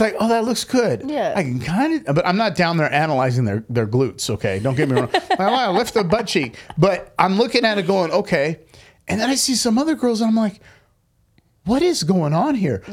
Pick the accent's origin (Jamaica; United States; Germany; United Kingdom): United States; growing up in America